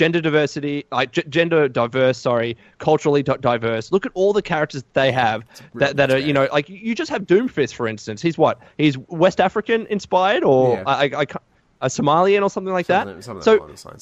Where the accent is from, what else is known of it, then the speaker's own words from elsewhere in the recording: Australia; I am an Aussie